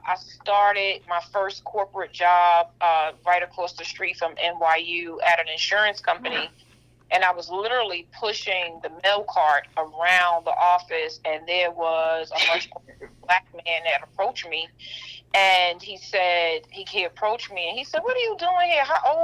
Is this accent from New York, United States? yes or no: yes; New York City, New York, United States; I'm born and raised in Brooklyn, New York.